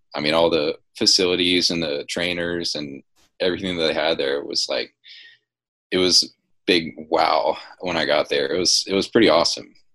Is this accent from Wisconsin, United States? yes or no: no; Dunwoody, Georgia, United States; I'm from Dunwoody